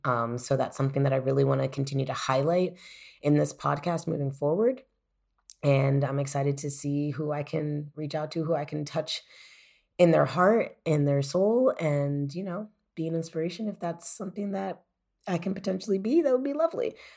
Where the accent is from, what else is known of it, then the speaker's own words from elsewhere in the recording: United States; moved away as an adult; now in Germany; I, as an American